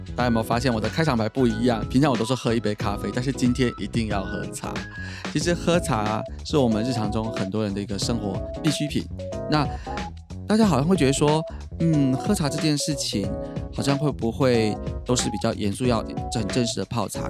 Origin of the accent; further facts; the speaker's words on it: Taiwan; 我们台湾人就是有那种很节俭的好，好习惯